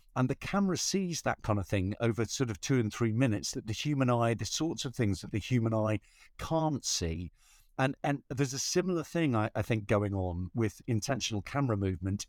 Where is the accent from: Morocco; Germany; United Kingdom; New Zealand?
United Kingdom; Newcastle upon Tyne, North East England; moved away; I'm from Newcastle upon Tyne